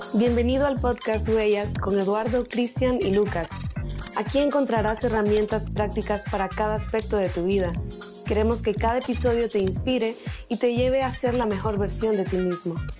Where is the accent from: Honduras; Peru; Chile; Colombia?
Honduras; como hondureño